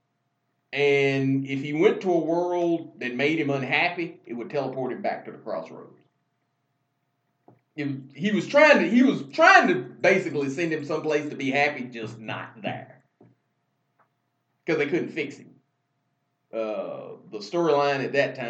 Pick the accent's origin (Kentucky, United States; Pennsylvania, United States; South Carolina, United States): Kentucky, United States; Paducah; my hometown, Paducah